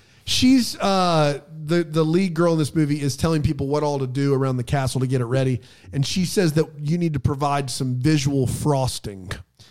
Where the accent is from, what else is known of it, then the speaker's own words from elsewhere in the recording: Melbourne, Victoria, Australia; Well, I'm from Australia. Melbourne, mate.